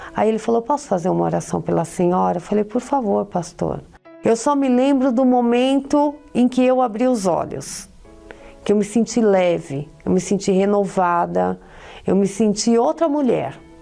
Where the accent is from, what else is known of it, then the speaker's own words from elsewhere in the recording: São Paulo, Brazil; eu sou de São Paulo